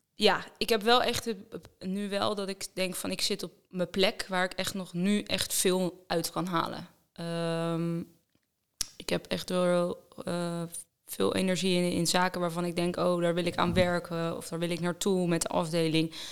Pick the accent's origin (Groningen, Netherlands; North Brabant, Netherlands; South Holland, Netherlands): South Holland, Netherlands; Roelofarendsveen; Ik kom eh, eigenlijk dichtbij hier uit de buurt uh, uit Roervaarnsveen